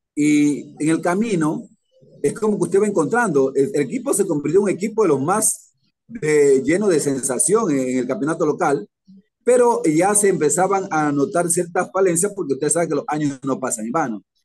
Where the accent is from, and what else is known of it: Esmeraldas, Ecuador